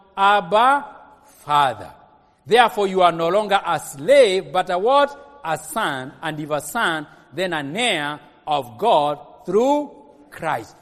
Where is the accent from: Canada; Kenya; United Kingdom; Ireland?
Kenya; Kikuyu, Central Kenya; I'm from Kikuyu?